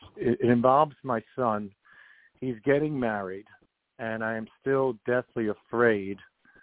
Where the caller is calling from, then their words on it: New York, United States; I'm calling from New York.